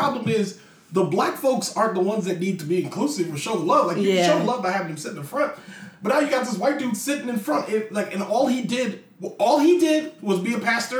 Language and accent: English; Virginia, United States; also born or lived in Germany / New Jersey / Hawaii / California; I am from here. Okay, so my parents were military, and I was born in Germany. And then from Germany, I went to New Jersey, and then Hawaii, and then California. But I got to Virginia.